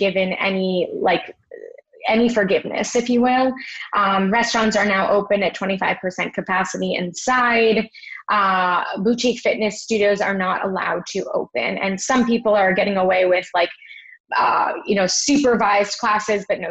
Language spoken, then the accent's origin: English; Miami Beach, Florida, United States; now in New York, United States; I grew up in Miami Beach